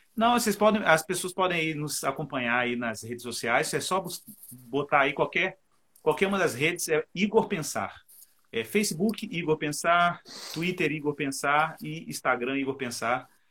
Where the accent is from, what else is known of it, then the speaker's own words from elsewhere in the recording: Cabo Frio, Rio de Janeiro, Brazil; Um beijo pro Luciano, um beijo pro Everson, o pessoal da minha terra.